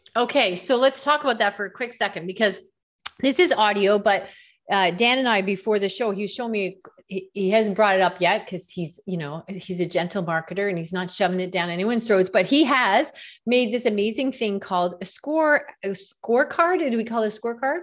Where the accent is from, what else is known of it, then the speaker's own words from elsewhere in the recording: Canada; I'm from Canada